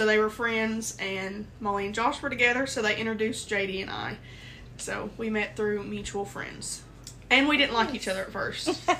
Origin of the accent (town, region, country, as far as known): United States; born or raised there